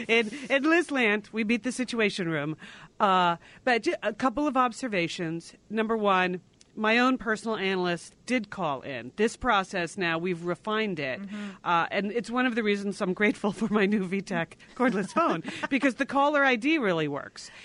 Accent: Connecticut, United States; When we were growing up in Connecticut

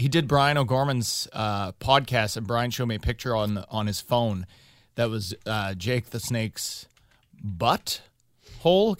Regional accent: Thunder Bay, Ontario, Canada; now in Toronto, Canada; so I'm from Thunder Bay, bud

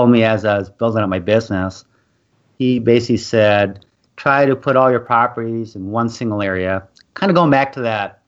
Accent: Minnesota, United States; moved away as an adult; also born or lived in California; I moved back to my hometown here in Minnesota

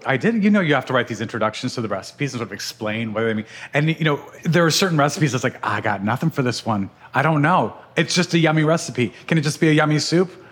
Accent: Albuquerque, New Mexico, United States; moved away; I was raised in Albuquerque, New Mexico

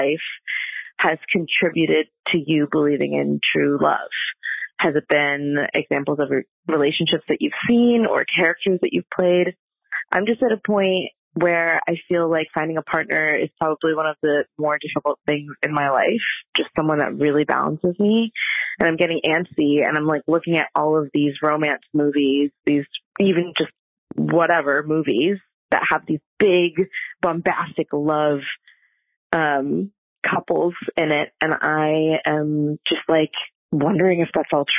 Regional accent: New York, United States; I'm from New York

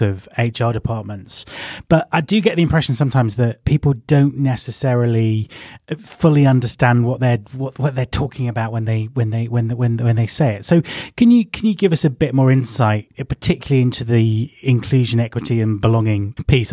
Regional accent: England, United Kingdom; I am English

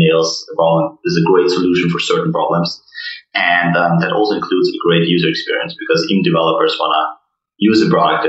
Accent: Austria; moved away as an adult; also born or lived in Vienna; now in Boston, United States; we are all from Austria

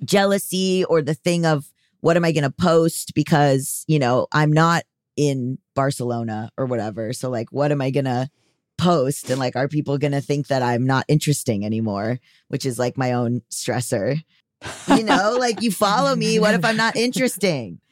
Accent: Fort Lauderdale, Florida, United States; from Florida

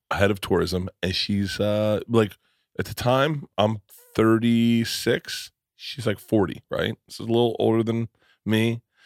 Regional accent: Tampa, Florida, United States; I grew up in Florida

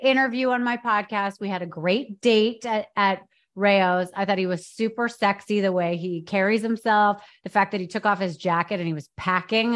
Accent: New York, United States; I went to private school in New York. I grew up in New York

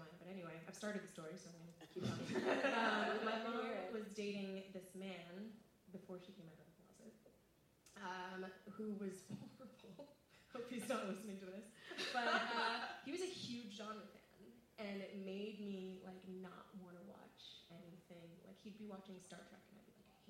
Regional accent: Toronto, Ontario, Canada; I'm from Toronto

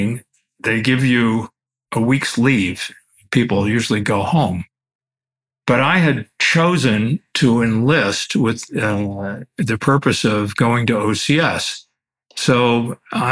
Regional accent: Cleveland Heights, Ohio, United States; I am an Ohio boy. I was born and raised in Cleveland Heights

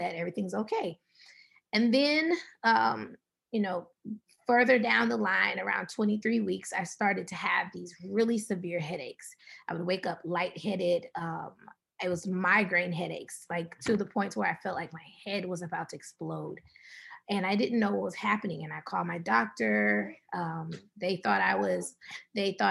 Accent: Atlanta, Georgia, United States; moved away as an adult; also born or lived in San Rafael, California; now in San Francisco Bay Area, United States; We're originally from Atlanta, Georgia, and we moved to the Bay Area of California, right outside of San Francisco about 2.5 years ago

